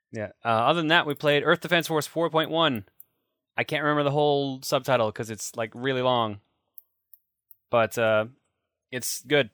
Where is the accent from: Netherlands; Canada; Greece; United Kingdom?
Canada; we were both Canadian